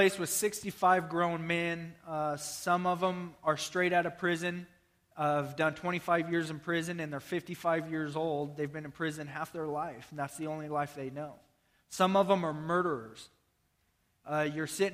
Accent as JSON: {"language": "English", "region": "Nebraska", "country": "United States", "said": "I'm from Nebraska, Iowa"}